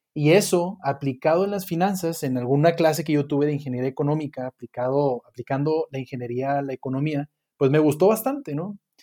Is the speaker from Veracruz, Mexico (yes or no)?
no; Monterrey, Nuevo León, Mexico; now in Mexico City, Mexico; igual soy regiomontano